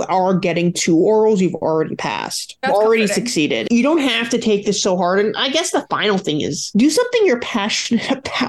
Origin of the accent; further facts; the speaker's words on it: New York City, New York, United States; moved away; also born or lived in California; I grew up in Brooklyn, though, so I know New York pretty well